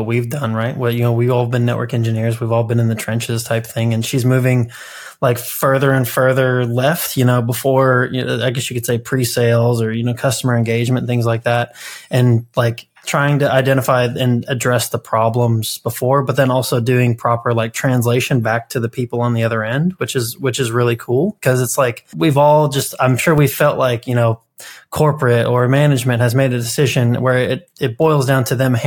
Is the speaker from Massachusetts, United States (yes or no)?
no; Kentucky, United States; I'm from Kentucky as well